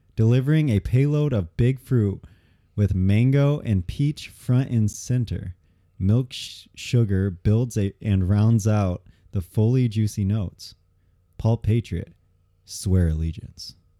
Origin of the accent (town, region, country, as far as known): Michigan, United States